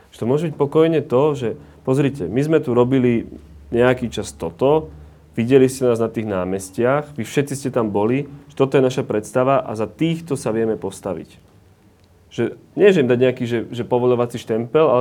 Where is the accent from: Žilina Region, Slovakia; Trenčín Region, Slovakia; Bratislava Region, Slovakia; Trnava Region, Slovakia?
Žilina Region, Slovakia; Orava; Ja tiež nie som z Bratislavy, som z Oravy